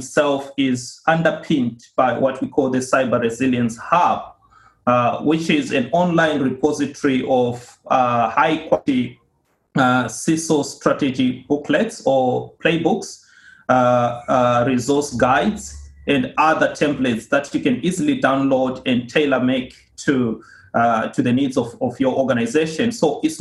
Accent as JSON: {"language": "English", "country": "Zimbabwe", "moved": "as an adult", "lives_now": "Australia", "said": "Originally, I come from Zimbabwe. I started off my career there working with Deloitte and moved here to Australia in 2007"}